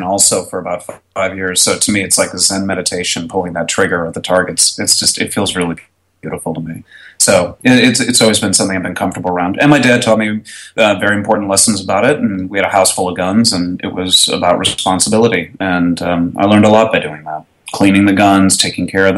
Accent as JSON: {"language": "English", "region": "Connecticut", "country": "United States", "moved": "as an adult", "lives_now": "Dallas, United States", "said": "originally Connecticut. I moved down here about in 95 to attend college, and then I just stayed after graduating"}